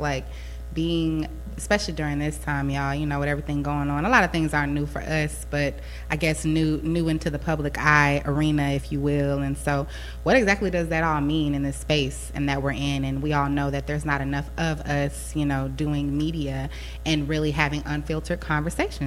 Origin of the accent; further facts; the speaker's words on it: Houston, Texas, United States; moved away as an adult; now in San Antonio, United States; I'm actually originally from Houston, Texas, but I'm currently residing in San Antonio. I came out here for school